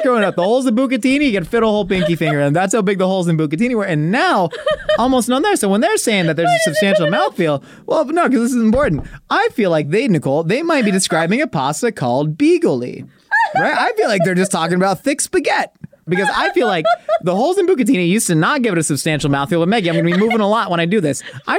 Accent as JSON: {"language": "English", "country": "South Africa", "said": "Yeah, I'm from South Africa, bro."}